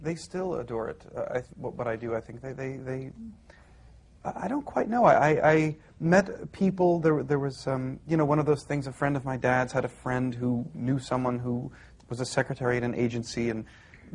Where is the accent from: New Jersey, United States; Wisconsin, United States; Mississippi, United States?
New Jersey, United States; I was born in New Jersey